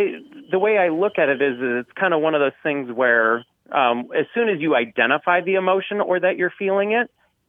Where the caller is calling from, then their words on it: Bismarck, North Dakota, United States; I'm calling from Bismarck, North Dakota.